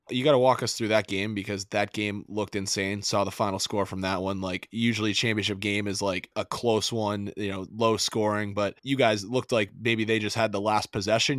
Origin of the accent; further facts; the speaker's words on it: Northeast, United States; I grew up in the Northeast